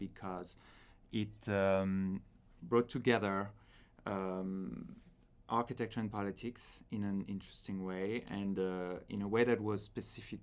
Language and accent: English; France; moved away as an adult; now in Princeton, United States; I'm an architect from France